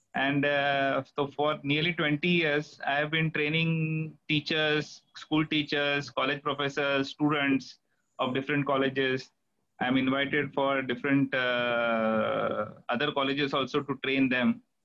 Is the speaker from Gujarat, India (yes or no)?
no; Mumbai, Maharashtra, India; Basically, I grew up in Bombay, born and brought up in Mumbai